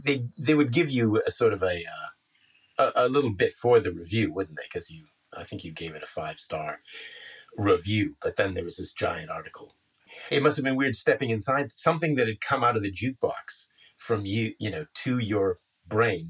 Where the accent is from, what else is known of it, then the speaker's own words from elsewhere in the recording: Canada; I'm Canadian